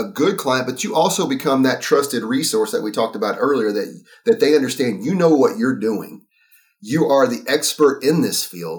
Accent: East Texas, United States; accent: thick drawl; obviously you can tell from my accent. I'm from East Texas. I mean, I have a pretty thick drawl

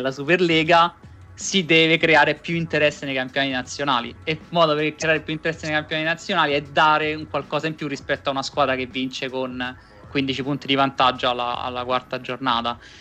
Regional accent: Rome, Lazio, Italy; noi che siamo entrambi di Roma

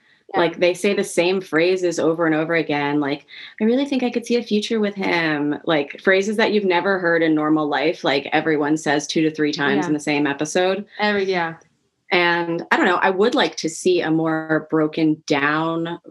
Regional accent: New York City, New York, United States; I grew up on the Upper East Side of New York, where you kind of were a socialite in training.

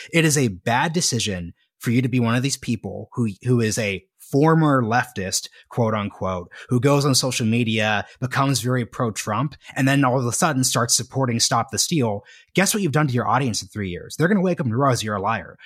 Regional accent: Oregon, United States; my home state of Oregon

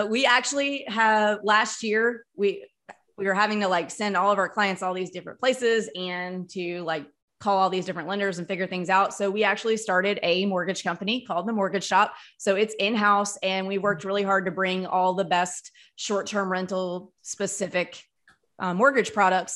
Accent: Mississippi, United States; moved away; I grew up in Mississippi

